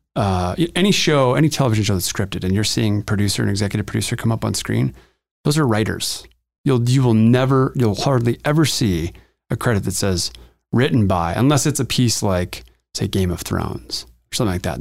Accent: Montana, United States; moved away as an adult; also born or lived in Los Angeles, California; now in Denver, United States; I grew up in Montana, in the wilds of Montana

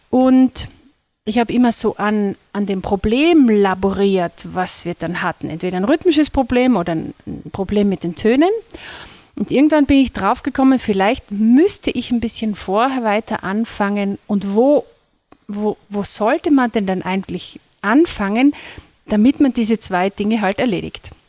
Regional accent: Lesachtal, Carinthia, Austria; Ja, ich komme aus Kärnten. Ich bin gebürtig aus dem Lesachtal, wohne auch dort mit meinem Mann und unseren Kindern

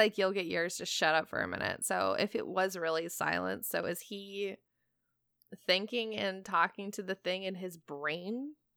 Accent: Portland, United States; my hometown of Portland

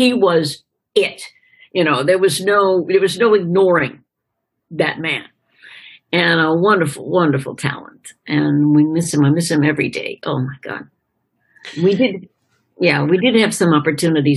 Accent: Chapel Hill, North Carolina, United States; growing up in Chapel Hill, North Carolina, is a university town

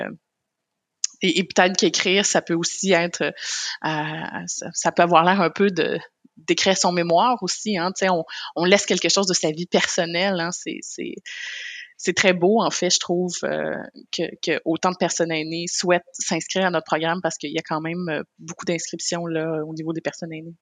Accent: Côte-Nord, Quebec, Canada; je viens de la Côte-Nord aussi qui est pas loin du Saguenay

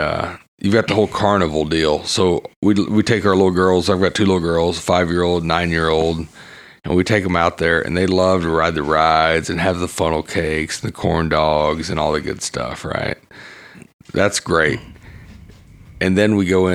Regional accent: East Texas, United States; I grew up in East Texas, growing up, going to the local rodeos

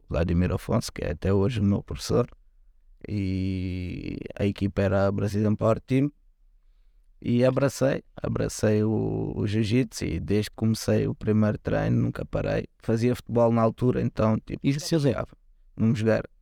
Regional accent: Lisbon, Portugal; eu sou do, do Lumiar, né?

